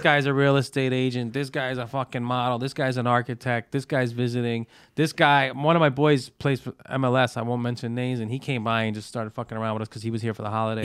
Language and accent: English; New York City, New York, United States; I'm from Brooklyn. Like, I was born and raised in Brooklyn.